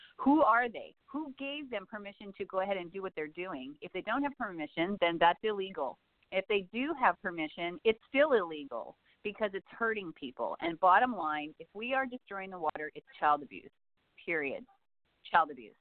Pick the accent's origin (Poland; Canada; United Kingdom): Canada; Saskatchewan; I grew up in Saskatchewan